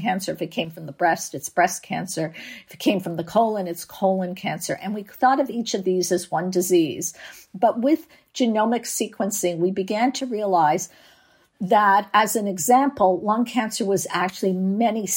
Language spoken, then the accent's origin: English; Canada; now in San Diego, United States; I live in San Diego, but I'm from Canada